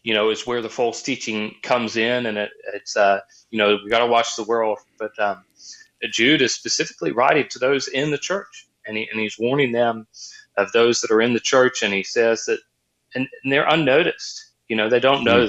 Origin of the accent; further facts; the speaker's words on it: Australia; now in Virginia, United States; I grew up in Australia where, you know, there was times where we had water droughts